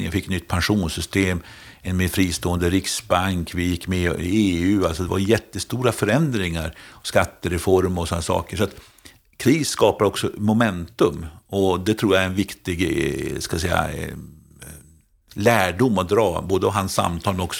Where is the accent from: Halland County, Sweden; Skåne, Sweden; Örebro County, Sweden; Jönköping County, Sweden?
Jönköping County, Sweden; Jönköping; Jag kommer från Jönköping, där vi fått ny Munksjöstaden